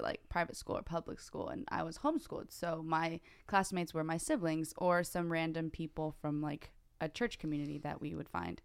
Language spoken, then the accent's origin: English; Morgan Hill, California, United States; Uh, born and raised in Morgan Hill, California